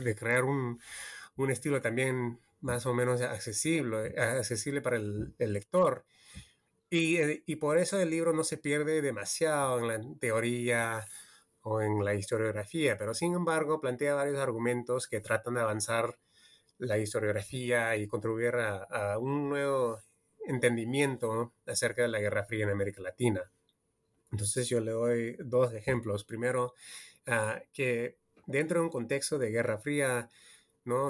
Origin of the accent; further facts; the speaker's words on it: California, United States; also born or lived in Peru; yo soy peruano estadounidense. Yo nací en California, pero de mi, familia es peruana y siempre cuando era niño en los 80 siempre visitaba Perú